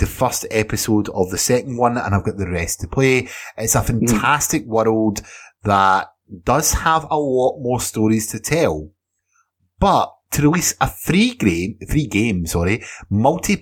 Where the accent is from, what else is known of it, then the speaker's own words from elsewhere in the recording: Scotland, United Kingdom; Edinburgh, which is a city in Scotland, of course, my country of birth and where I stay now.